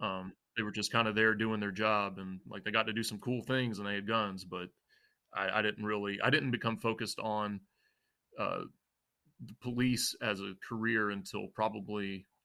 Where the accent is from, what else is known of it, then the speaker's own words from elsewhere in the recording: the South, United States; And it was weird because we grew up in the South, but we also were in a Lebanese house.